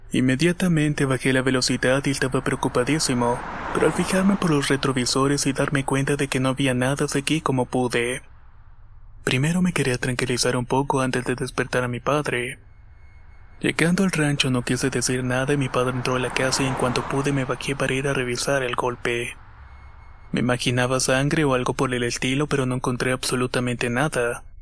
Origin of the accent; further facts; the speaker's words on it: Bogotá, Colombia; Soy de Bogotá, Colombia, y esto le sucedió a mi tío hace más de 10 años atrás.